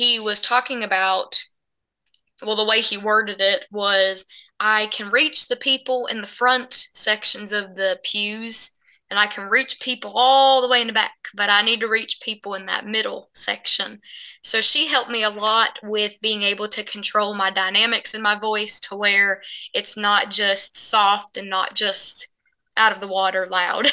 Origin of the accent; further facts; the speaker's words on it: Bluefield, Virginia, United States; moved away as an adult; now in Nashville, United States; I was born and raised in Bluefield, Virginia.